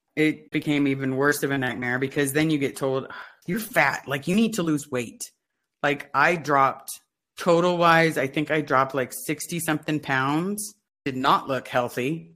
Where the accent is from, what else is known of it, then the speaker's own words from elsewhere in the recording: Los Angeles, California, United States; I grew up in the Pac Base area, and that's where the blue buildings are in Los Angeles